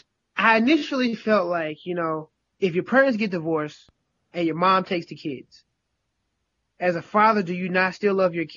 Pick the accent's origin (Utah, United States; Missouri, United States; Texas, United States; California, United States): Missouri, United States; St. Louis; Well, I mean, I'm from St. Louis. You know that, right?